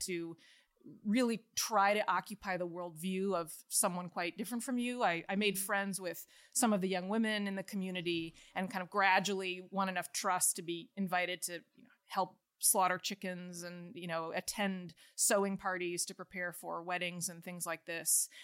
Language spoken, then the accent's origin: English; outside of Chicago, Illinois, United States; moved away; I grew up outside of Chicago in a totally secular family.